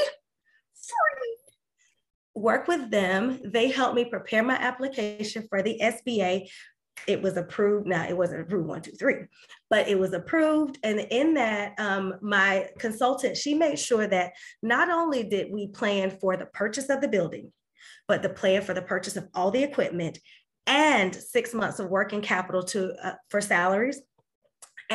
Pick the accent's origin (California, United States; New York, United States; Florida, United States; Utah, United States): Florida, United States; Winter Haven; my hometown of Winter Haven